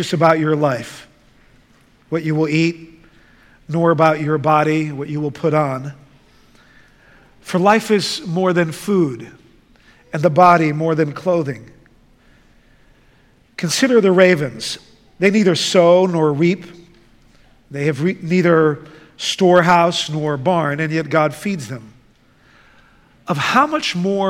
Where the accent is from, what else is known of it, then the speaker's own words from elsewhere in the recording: The Hague, South Holland, Netherlands; moved away; I grew up in the Netherlands. In fact, I grew up in the city of The Hague